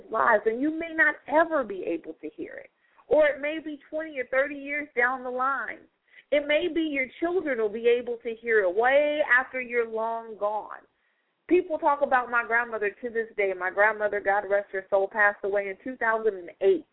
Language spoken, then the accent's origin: English; Stockton, California, United States; moved away; back in my hometown in Stockton, California. I was in elementary school